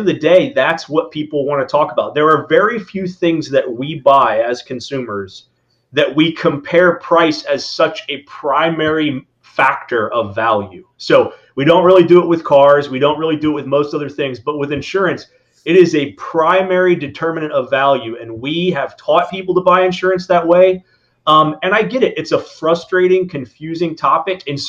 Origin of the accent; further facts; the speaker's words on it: Indiana, United States; now in Florida, United States; I grew up in the Midwest in Indiana, hunting and fishing